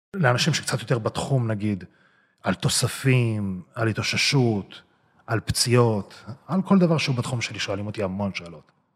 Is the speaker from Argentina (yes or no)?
no; Israel; born or raised there; also born or lived in Russia